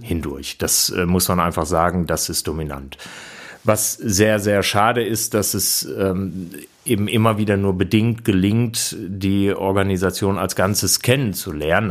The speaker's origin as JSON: {"language": "German", "town": "Bielefeld", "region": "North Rhine-Westphalia", "country": "Germany", "said": "ich komme aus Bielefeld"}